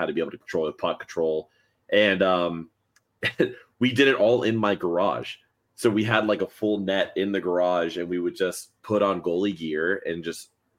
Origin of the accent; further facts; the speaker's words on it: Miami, Florida, United States; now in Orlando, United States; I grew up in Miami and we only had one ice rink, surprisingly, where I grew up